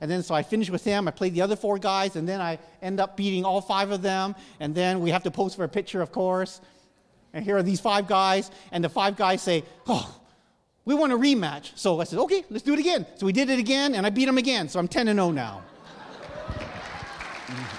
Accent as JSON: {"language": "English", "country": "Canada", "tie": "born or raised there", "moved": "yes", "said": "I was born and raised in Canada"}